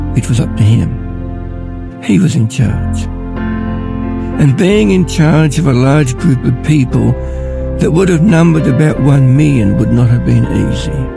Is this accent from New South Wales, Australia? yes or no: no; Ballarat, Victoria, Australia; I'm from Ballarat